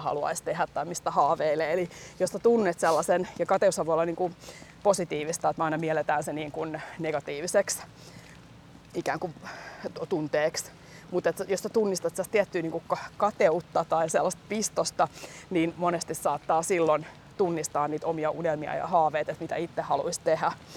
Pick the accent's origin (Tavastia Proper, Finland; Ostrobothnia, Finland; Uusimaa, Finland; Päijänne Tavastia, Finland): Uusimaa, Finland; Helsinki; Mun lapsuuden koti on tossa.